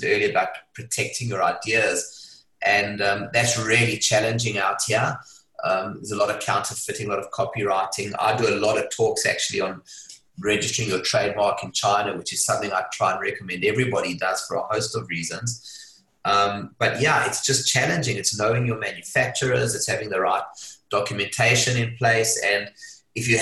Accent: South Africa; moved away as an adult; now in Hong Kong; I was born in South Africa. If you can't tell from the accent, it's a bit of a giveaway. I left Hong Kong I left South Africa at the age of 25

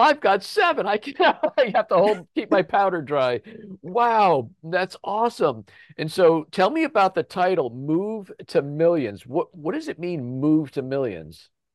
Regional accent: Chester County, Pennsylvania, United States; we're from Chester County

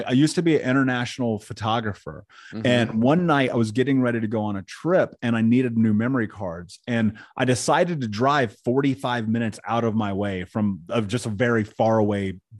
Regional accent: Indianapolis, Indiana, United States; I grew up in Indianapolis.

